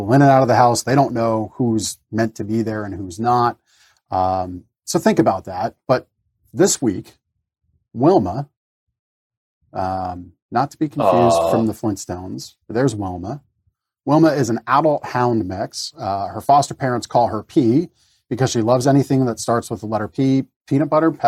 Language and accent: English; Reamstown, Pennsylvania, United States; also born or lived in Canada; I was born in Canada, moved to Reamstown when I was 10. So, you know, 32 of my 42 years on this earth have been here in the United States, and formalized that September of 2019.